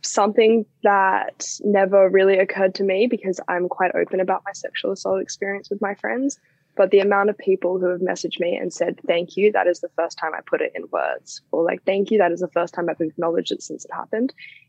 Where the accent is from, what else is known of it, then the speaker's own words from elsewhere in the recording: Australia; It's an issue that clearly affects almost everyone who's growing up in Australia right now.